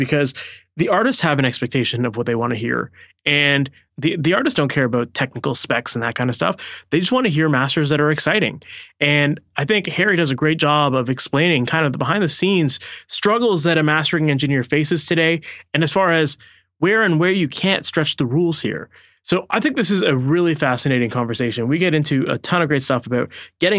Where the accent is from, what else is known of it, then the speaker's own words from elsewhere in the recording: Oakville, Ontario, Canada; based out of Oakville, Ontario, Canada, which is my hometown